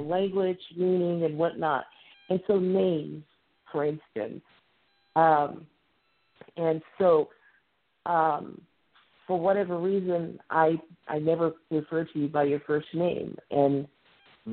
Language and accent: English; Midwest, United States; accent: Midwestern; my accent. I'm very Midwestern